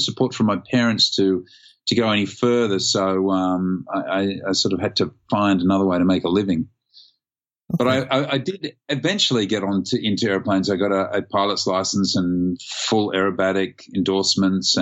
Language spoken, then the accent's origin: English; Sydney, New South Wales, Australia; Born and raised in Sydney